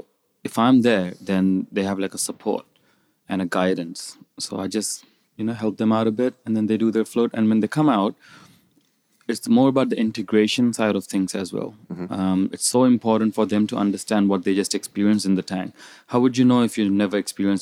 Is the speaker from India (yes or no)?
yes; India; moved away as an adult; also born or lived in New Zealand; So I moved from India. I went to New Zealand when I was about 18.